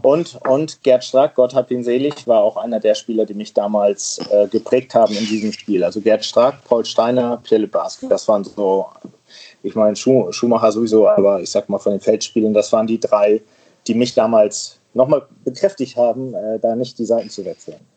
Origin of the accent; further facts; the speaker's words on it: Germany; als gebürtiger aus Friese